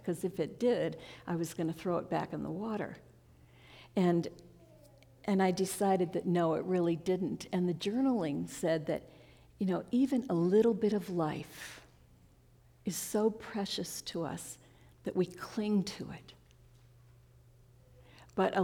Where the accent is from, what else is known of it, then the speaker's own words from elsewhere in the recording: New York, United States; now in Central Oregon, United States; when I was a little kid, I grew up in New York